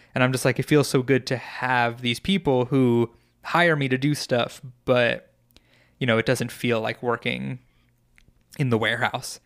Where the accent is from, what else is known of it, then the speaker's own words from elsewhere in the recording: New York, United States; moved away; growing up in New York